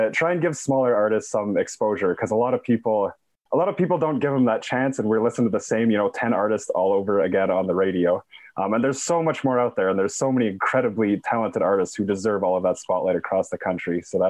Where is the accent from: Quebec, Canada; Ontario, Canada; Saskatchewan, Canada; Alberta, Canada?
Saskatchewan, Canada; now in Toronto, Canada; I'm from Saskatchewan originally. I started doing music when I was probably about 16, started touring when I was 18. And so when I moved over from Saskatchewan